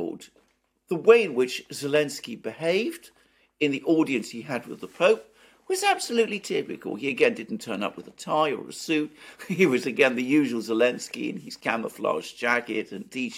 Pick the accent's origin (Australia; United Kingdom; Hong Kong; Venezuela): United Kingdom; as a British person